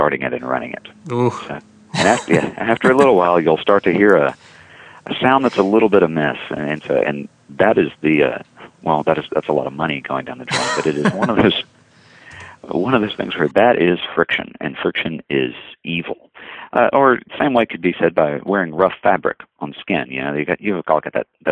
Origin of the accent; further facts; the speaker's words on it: the South, United States; as a Southerner and as someone who competes in barbecue contests